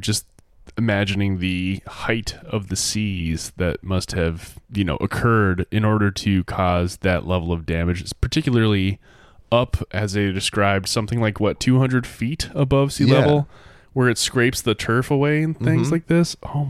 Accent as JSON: {"language": "English", "region": "Massachusetts", "country": "United States", "tie": "born or raised there", "said": "There was actually one that occurred not far from where I grew up on Mount Tom in Western Massachusetts, for any listeners in Western Mass."}